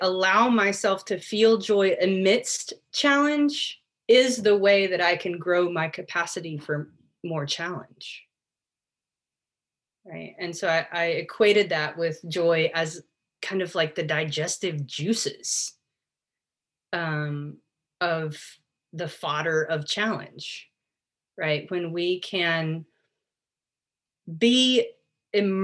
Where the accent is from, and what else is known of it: United States; born or raised there